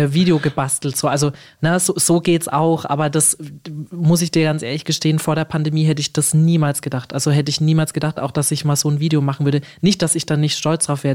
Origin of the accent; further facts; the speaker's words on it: Germany; als Deutsche